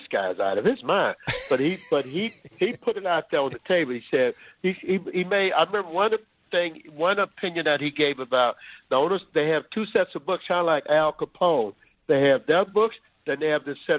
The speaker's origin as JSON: {"language": "English", "region": "Louisiana", "country": "United States", "said": "I am from Louisiana"}